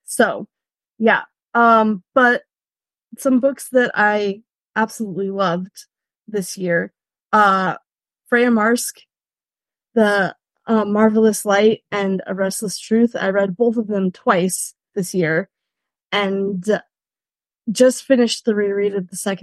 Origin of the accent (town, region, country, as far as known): California, United States; moved away as an adult; also born or lived in Rhineland, Germany; now in Germany